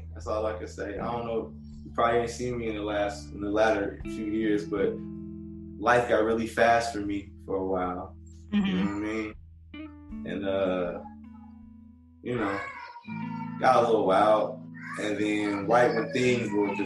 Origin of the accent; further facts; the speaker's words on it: Chicago, Illinois, United States; moved away; also born or lived in Detroit; I'm from Chicago.